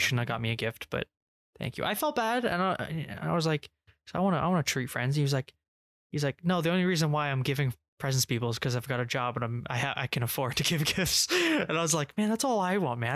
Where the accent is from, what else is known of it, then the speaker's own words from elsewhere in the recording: England, United Kingdom; we're English